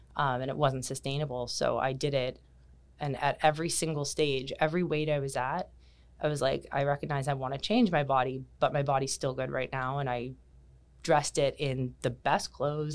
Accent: Kitchener, Ontario, Canada; moved away as an adult; now in Bermuda; I was born and raised in Canada, in, um, Kitchener, Ontario

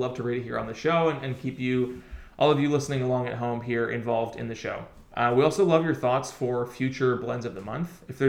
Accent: Ohio, United States; moved away; growing up in the Midwest

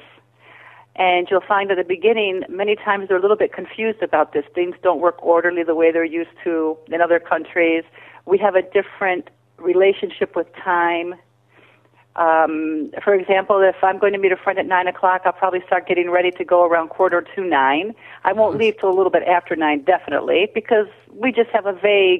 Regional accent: United States; accent: American; moved away as an adult; now in Ikaria, Greece; I'm half American and half Ikarian, and I was born and raised in the States.

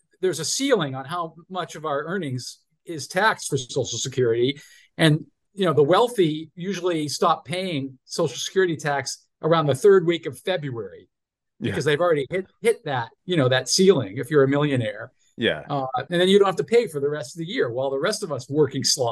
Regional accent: Massachusetts, United States; I grew up in Massachusetts

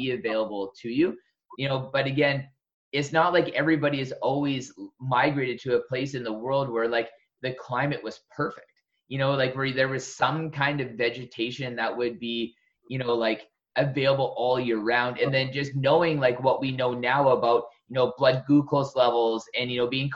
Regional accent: Southern Alberta, Canada; moved away; also born or lived in West Coast, Canada; I was born in Southern Alberta, where it's like a true desert

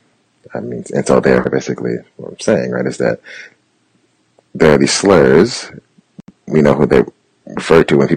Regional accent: St. Louis, Missouri, United States; I grew up in St. Louis, and I lived in St. Louis at the time.

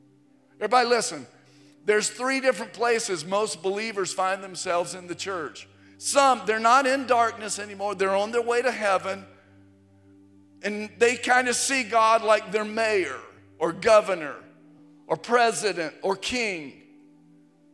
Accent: Virginia, United States; I was in eighth grade and middle school, growing up in Virginia. We grew up not far from Virginia Tech

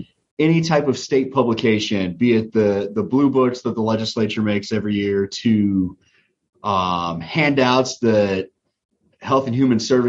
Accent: Wahoo, Nebraska, United States; also born or lived in Lincoln, Nebraska; I have lived my entire life in Nebraska. I was born in Lincoln, but raised in Wahoo.

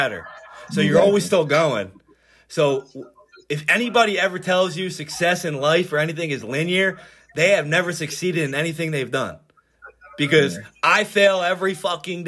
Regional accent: Norristown, Pennsylvania, United States; also born or lived in Florida; here in town, Norristown, PA. Grew up in East Narn, to be exact

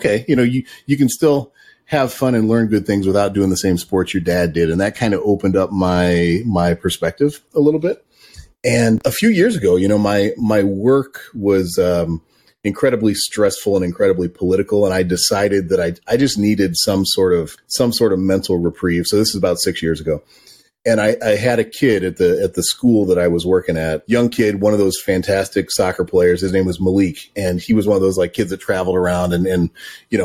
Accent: Chicago, Illinois, United States; moved away as an adult; now in Vermont, United States; I grew up in the Chicago suburbs

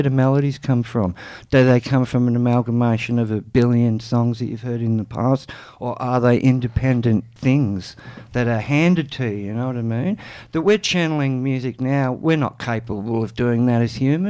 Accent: Canberra, Australian Capital Territory, Australia; Joel and I, we grew up in Ainslie.

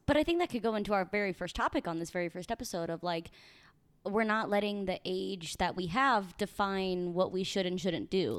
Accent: Saint Charles, Missouri, United States; moved away; I grew up in the Midwest in a small town called Saint Charles, about thirty minutes outside Saint Louis.

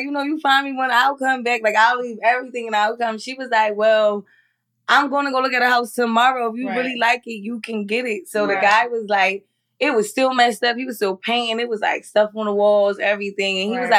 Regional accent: Pleasantville, New Jersey, United States; moved away as an adult; now in North Carolina, United States; I'm from New Jersey.

